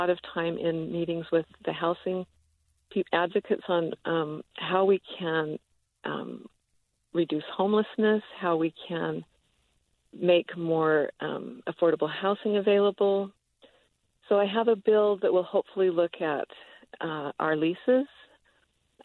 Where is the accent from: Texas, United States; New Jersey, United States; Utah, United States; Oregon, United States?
Utah, United States; moved away as an adult; I grew up here in Utah. I graduated from Skyline High School